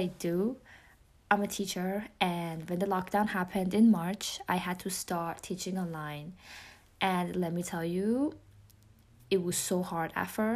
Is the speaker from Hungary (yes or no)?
no; Iran; accent: Persian; English is a second language; moved away; including my Persian accent. I mean, English is my second language